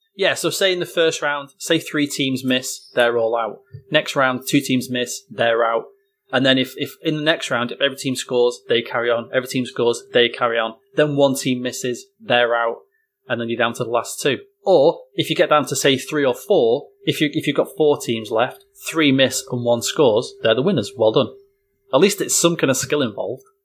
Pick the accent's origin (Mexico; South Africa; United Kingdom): United Kingdom; being British